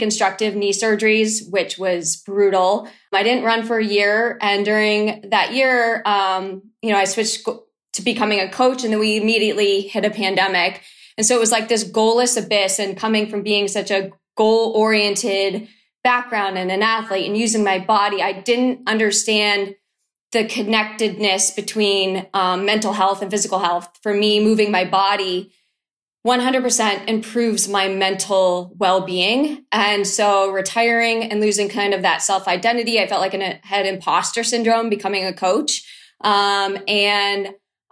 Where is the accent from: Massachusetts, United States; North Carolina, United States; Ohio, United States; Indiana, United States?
Massachusetts, United States; Boston; I'm from Boston